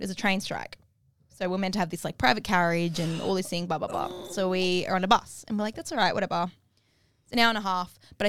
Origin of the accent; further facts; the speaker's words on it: Australia; being Australian